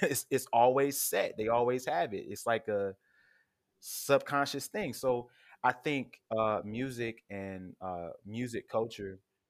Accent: Durham, North Carolina, United States; growing up in Durham

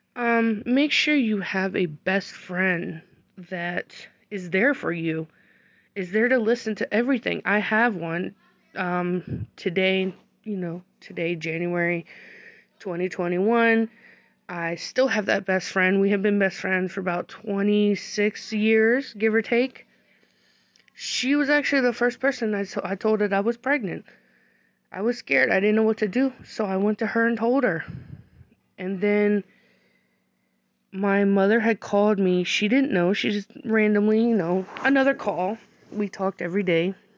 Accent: United States; I was born here in America

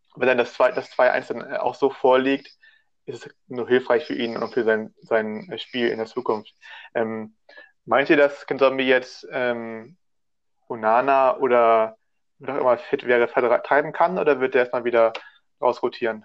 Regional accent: Hamburg, Germany; Ich komme sogar aus Hamburg. Der einzige der Runde, der wirklich aus Hamburg kommt und da auch lebt

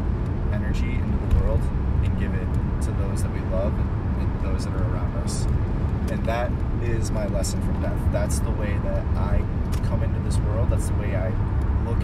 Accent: Ohio, United States; moved away as an adult; also born or lived in Chicago / Austin, Texas / Mexico; where I grew up in Ohio, where I left about 5 years ago after my mom died

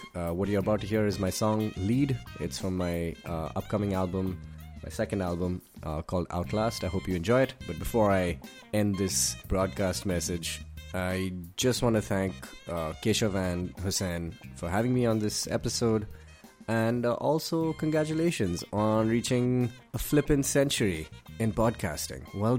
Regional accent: Dubai, United Arab Emirates; moved away; also born or lived in Mumbai, India; I am a singer-songwriter and English pop musician from Bombay. I didn't grow up in India, I grew up in Dubai, and then I moved here.

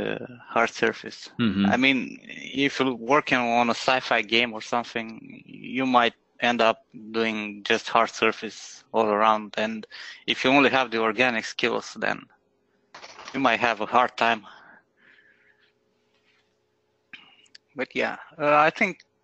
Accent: Iași, Iași County, Romania; moved away as an adult; now in Bucharest, Romania; a really small media studio in my hometown, Iași, yeah, in Romania.

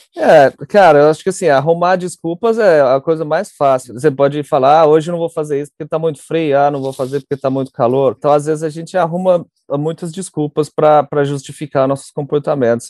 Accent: Uberaba, Minas Gerais, Brazil; moved away as an adult; also born or lived in Cape Town, South Africa; eu nasci em Uberaba, né, no interior de Minas. Cresci, tenho dois irmãos mais novos

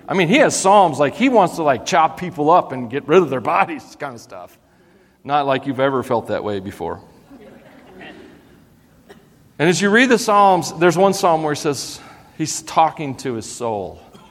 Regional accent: Tennessee, United States; accent: twangy; So I grew up in Tennessee. Well, we moved around some, so my accent isn't as bad as it could be, believe it or not.

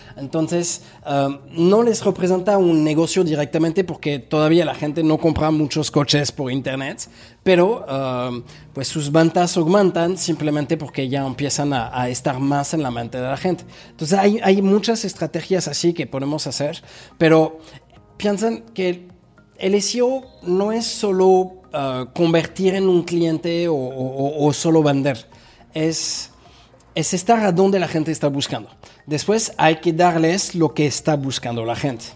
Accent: Paris, Île-de-France, France; moved away as an adult; now in Mexico; nací en París, en Francia

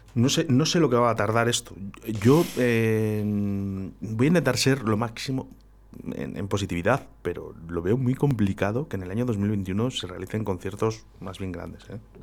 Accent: Valladolid, Castile and León, Spain; somos, muchos vallisoletanos que, estamos muy arraigados a, nuestra ciudad

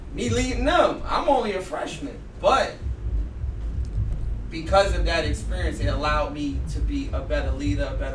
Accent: New York, United States; I'm from Bronx

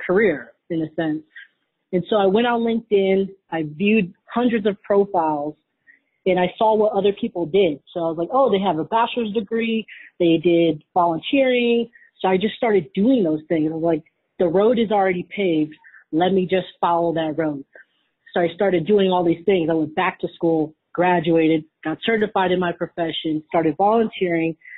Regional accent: Wisconsin, United States; I grew up in Wisconsin

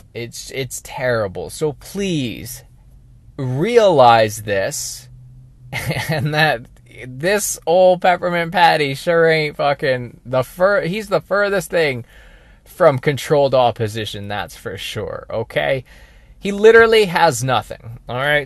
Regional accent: British Columbia, Canada; I'm a British Columbia boy

